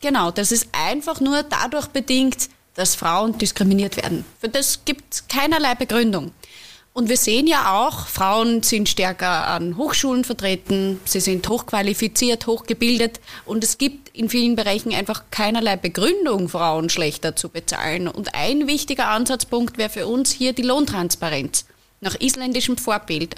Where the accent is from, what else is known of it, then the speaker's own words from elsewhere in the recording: Upper Austria, Austria; In meinem Heimatbundesland in Oberösterreich